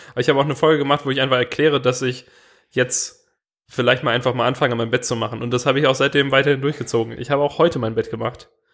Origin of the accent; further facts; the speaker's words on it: Swabia, Germany; als Schwabe